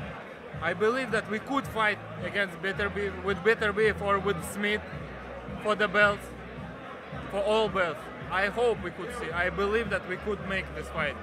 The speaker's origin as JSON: {"language": "English", "country": "Kyrgyzstan", "tie": "born or raised there", "said": "I was born in Kyrgyzstan"}